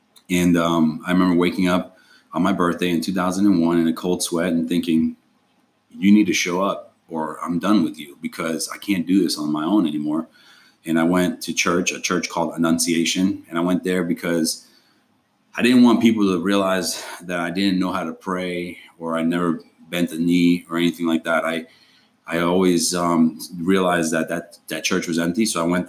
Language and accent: English; Argentina; I was an immigrant. I came from Argentina.